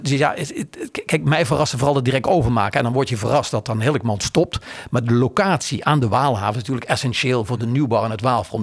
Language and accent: Dutch; Maastricht, Limburg, Netherlands; moved away; ik kom uit Maastricht